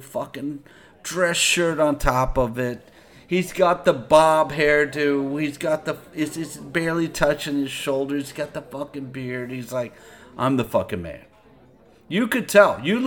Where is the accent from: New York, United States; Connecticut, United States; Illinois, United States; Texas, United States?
Texas, United States; I am from Texas